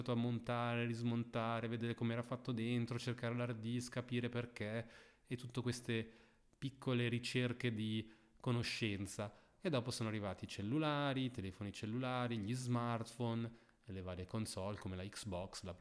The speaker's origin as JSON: {"language": "Italian", "town": "Lugano", "region": "Ticino", "country": "Switzerland", "tie": "born there"}